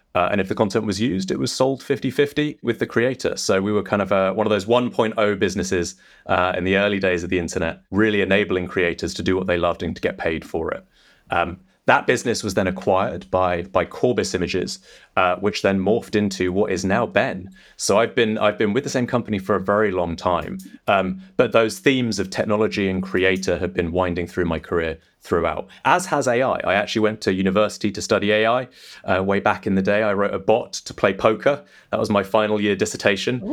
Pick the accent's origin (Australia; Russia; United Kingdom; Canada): United Kingdom; England; also born or lived in London; as you might be able to tell by my accent, I'm not. I'm not an American. I'm uh, I'm English. I'm based out of London